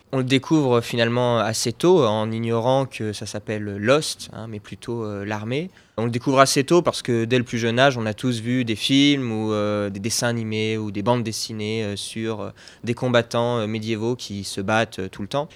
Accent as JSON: {"language": "French", "area": "Dauphiné", "region": "Auvergne-Rhône-Alpes", "country": "France", "said": "je suis originaire du Dauphiné"}